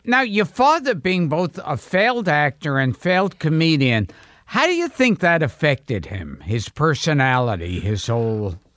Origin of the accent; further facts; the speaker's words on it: New York City, New York, United States; born in Coney Island, then Crown Heights, and then Borough Park